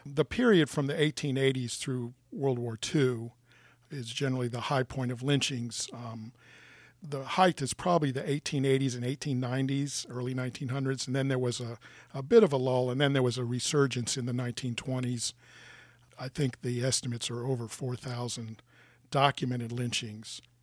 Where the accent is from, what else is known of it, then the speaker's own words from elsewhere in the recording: Norfolk, Virginia, United States; I was raised in Norfolk